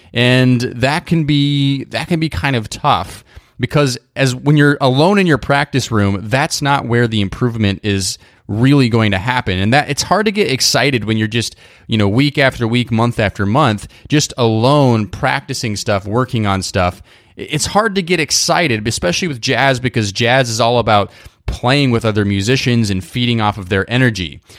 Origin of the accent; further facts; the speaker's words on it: Idaho, United States; moved away; I grew up in Idaho